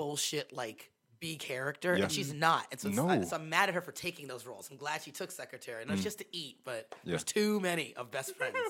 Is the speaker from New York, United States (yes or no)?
no; Massachusetts, United States; we're from Massachusetts